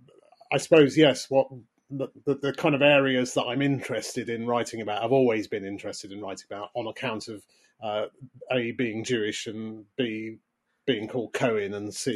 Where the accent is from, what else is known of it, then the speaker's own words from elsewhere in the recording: Leeds, Yorkshire and the Humber, United Kingdom; almost a ghetto that I grew up in Leeds